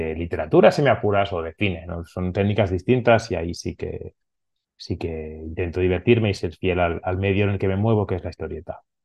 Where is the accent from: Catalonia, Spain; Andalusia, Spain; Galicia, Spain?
Catalonia, Spain; Barcelona; first language Catalan; Spanish is a second language; soy catalano hablante, soy de Barcelona, mi familia somos catalanes y hablamos en catalán